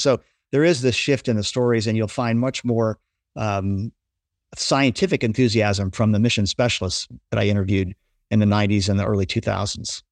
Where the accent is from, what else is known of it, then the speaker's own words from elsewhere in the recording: Essex, Maryland, United States; also born or lived in Baltimore, Maryland / Middle River, Maryland; I was growing up in Baltimore, Maryland during the height of the space race in the nineteen sixties